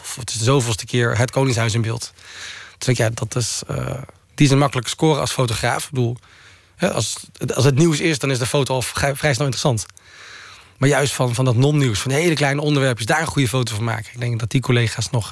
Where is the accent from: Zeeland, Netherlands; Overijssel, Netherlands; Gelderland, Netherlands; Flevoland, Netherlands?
Zeeland, Netherlands; Walcheren; moved away; also born or lived in North Brabant; ik kom van Walcheren, wat vrij hervormd en protestant is